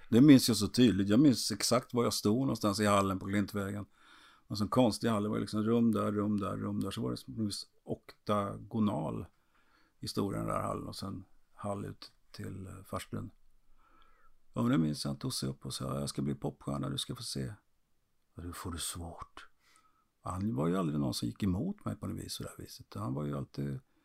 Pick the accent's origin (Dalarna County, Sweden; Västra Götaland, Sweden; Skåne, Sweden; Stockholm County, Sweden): Västra Götaland, Sweden; Trollhättan; i stan där jag är född finns det torg och en kiosk